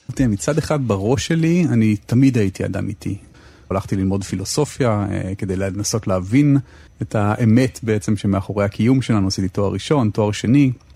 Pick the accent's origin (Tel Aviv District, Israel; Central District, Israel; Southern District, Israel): Tel Aviv District, Israel; Tel Aviv; אני גדלתי כל חיי בתל אביב